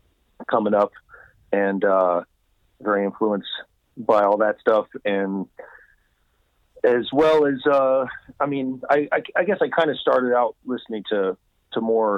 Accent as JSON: {"language": "English", "town": "Concord", "region": "California", "country": "United States", "tie": "born or raised there", "said": "a little, you know, like 30 minutes east of Oakland, of where I reside now. So I grew up in kind of Concord, Clayton area."}